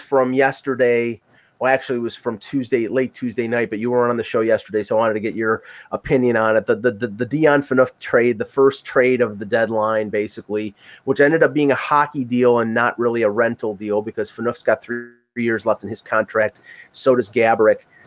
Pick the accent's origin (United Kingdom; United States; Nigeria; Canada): United States; I'm American